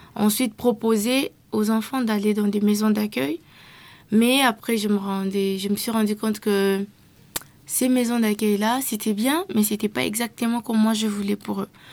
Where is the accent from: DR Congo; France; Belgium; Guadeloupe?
DR Congo; je viens de la RDC